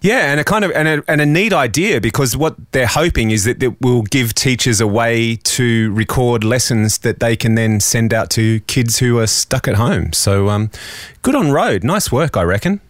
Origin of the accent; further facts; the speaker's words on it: Australia; as an Aussie with a home studio